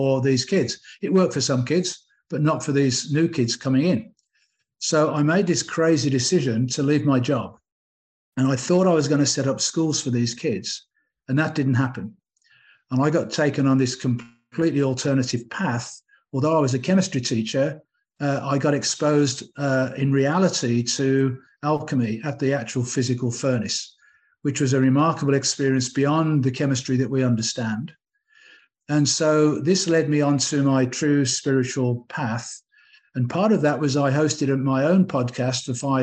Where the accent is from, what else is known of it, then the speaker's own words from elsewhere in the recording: England, United Kingdom; moved away; I'm English